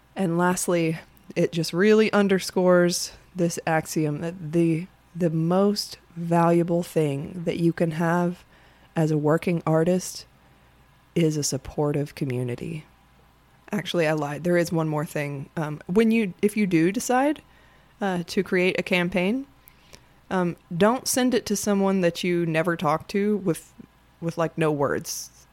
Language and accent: English; United States; as an American, I have a very American perspective